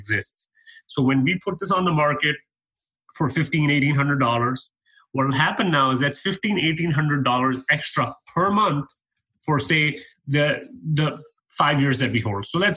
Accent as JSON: {"language": "English", "country": "Canada", "moved": "as an adult", "lives_now": "United States", "said": "I'm a Canadian guy. I moved down to the U.S. 3 years ago"}